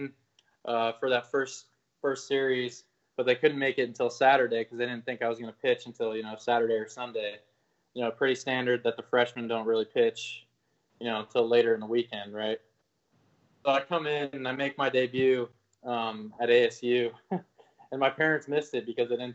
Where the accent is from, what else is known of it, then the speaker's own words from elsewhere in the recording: Denver, Colorado, United States; moved away as an adult; I grew up in Denver, Colorado